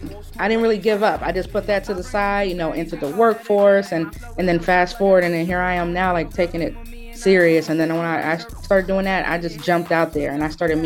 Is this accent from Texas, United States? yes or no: no; Columbus, Ohio, United States; also born or lived in California; I was born here. I was born and raised in Columbus, Ohio. I lived in California for a few years in my early life, but I represent Columbus, Ohio, no matter where I'm at, for sure.